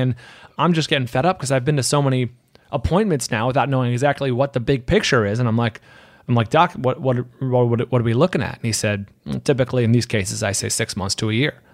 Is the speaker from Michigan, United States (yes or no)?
no; San Francisco Bay Area, California, United States; moved away as an adult; now in Los Angeles, United States; I'm from the Bay Area, San Francisco Bay Area